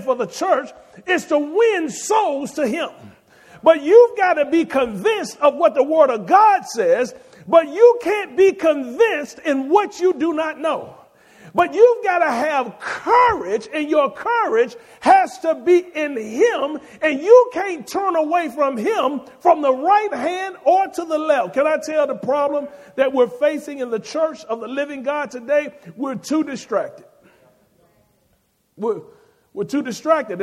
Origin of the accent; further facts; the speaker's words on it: Birmingham, Alabama, United States; I grew up in Inslee in Pratt City